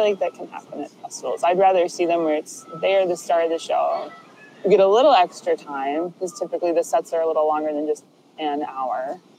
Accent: Chicago, Illinois, United States; I am from Chicago, Illinois

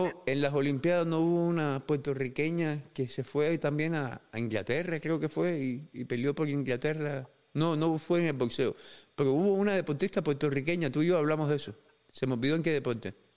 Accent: Cuba; now in United States; Yo me fui de Cuba cuando era un muchacho

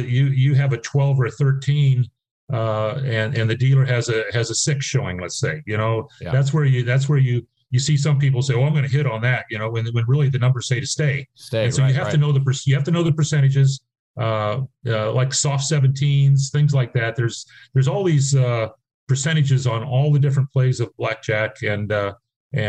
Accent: San Diego, California, United States; I was from San Diego

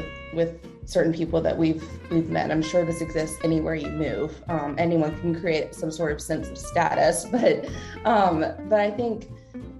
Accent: South Carolina, United States; also born or lived in Nashville / Jacksonville; now in Roanoke, United States; We're both originally from South Carolina

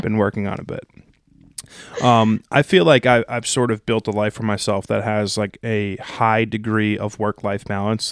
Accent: New Jersey, United States; I'm from Jersey

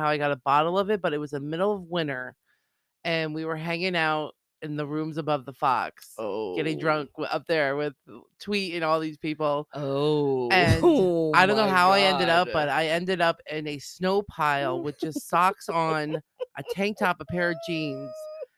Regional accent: Bath, South West England, United Kingdom; I mean, come on, we're from Bath.

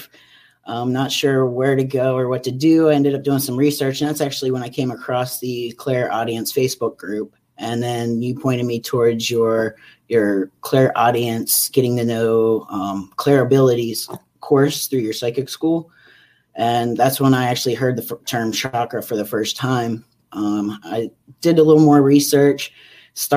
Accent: Pennsylvania, United States; moved away as an adult; now in California, United States; I'm originally from Pennsylvania. Due to job transfer, I'm living out in California now.

